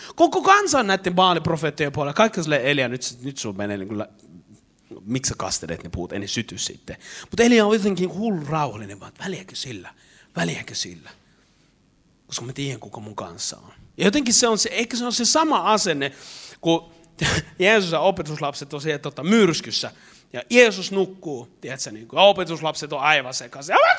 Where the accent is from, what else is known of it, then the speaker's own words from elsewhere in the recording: Eastern Finland, Finland; mä oon Itä-Suomesta